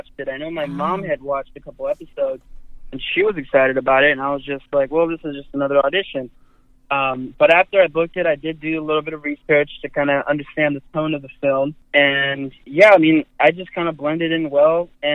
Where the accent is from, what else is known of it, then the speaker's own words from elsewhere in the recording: Los Angeles, California, United States; I was born and raised in East Los Angeles.